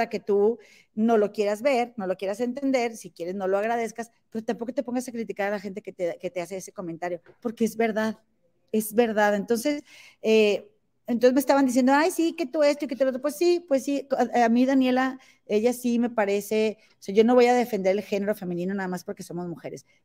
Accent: Monterrey, Nuevo León, Mexico; porque soy de Monterrey.

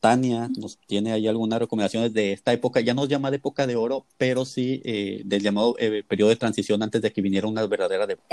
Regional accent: Mexico; nuestro cine nacional, sobre el cine mexicano

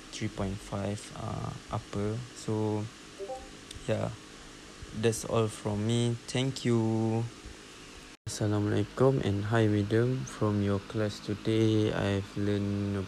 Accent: Kluang, Johor, Malaysia; English is a second language; I'm from Kluang, Johor

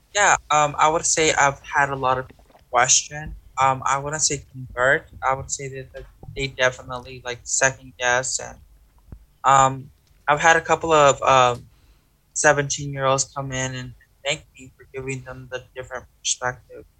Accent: Texas, United States; I grew up in Texas

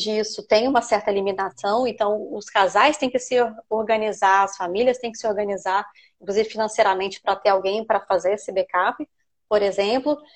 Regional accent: Brazil; now in United Kingdom; Nós, os brasileiros

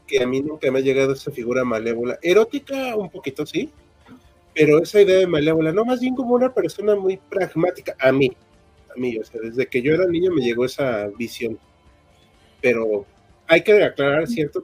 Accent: Mexico; todos somos mexicanos

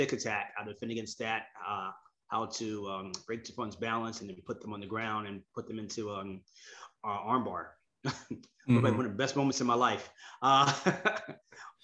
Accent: New York City, New York, United States; accent: New York; moved away as an adult; now in Savannah, United States; I'm born and raised in Bronx, New York

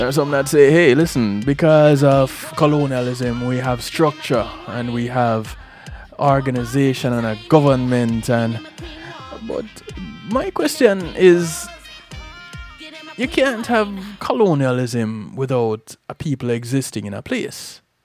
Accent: Jamaica; I'm from Jamaica

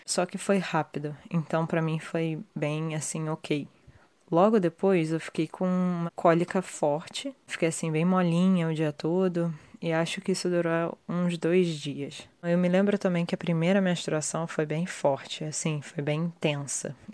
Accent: Rio de Janeiro, Brazil; now in London, United Kingdom; eu sou do Rio de Janeiro, tenho 30 anos e atualmente eu moro em Londres.

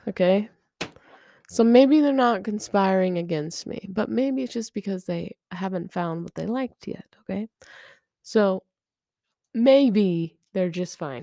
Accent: United States; I am American

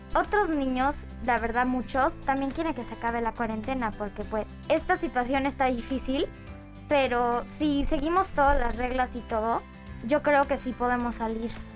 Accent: El Salvador; now in Querétaro, Mexico; yo soy de El Salvador, llevo un año y medio más o menos aquí en el Cumbres

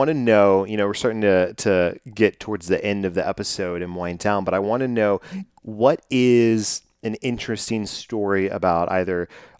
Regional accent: United States; growing up in America

